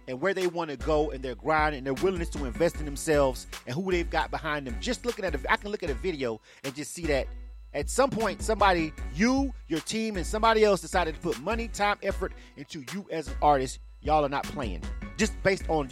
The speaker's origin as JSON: {"language": "English", "region": "the South", "country": "United States", "tie": "born or raised there", "said": "where I grew up in the South"}